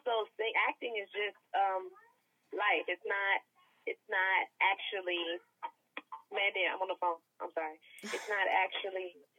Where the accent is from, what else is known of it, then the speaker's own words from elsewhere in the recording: Atlanta, Georgia, United States; now in Los Angeles, United States; I'm from Atlanta